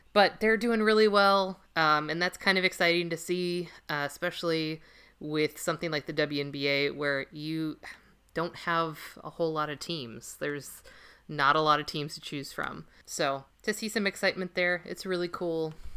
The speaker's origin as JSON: {"language": "English", "town": "Los Angeles", "region": "California", "country": "United States", "tie": "born or raised there", "moved": "yes", "lives_now": "Minnesota, United States", "said": "born and raised in Los Angeles"}